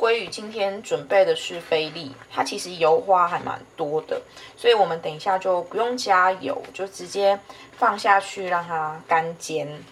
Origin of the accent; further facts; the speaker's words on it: Kaohsiung, Taiwan; 我家乡 高雄市